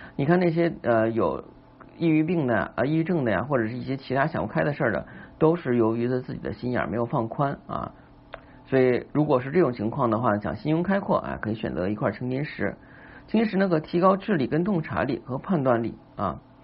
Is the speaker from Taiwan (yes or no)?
no; China; 就是我们中国人呢是比较厉害的